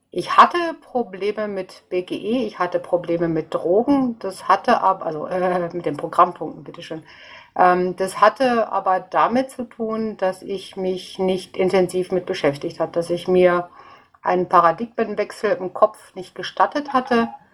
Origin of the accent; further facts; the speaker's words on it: North Rhine-Westphalia, Germany; now in Munich, Germany; zu meiner Heimat habe ich jetzt leider erst äh, jetzt über Twitter äh, Kontakt bekommen, das wäre eben Nordrhein-Westfalen